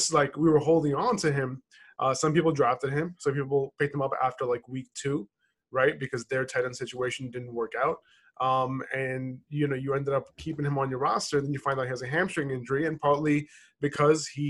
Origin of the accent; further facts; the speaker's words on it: New York, United States; moved away; also born or lived in Boston; My hometown is New York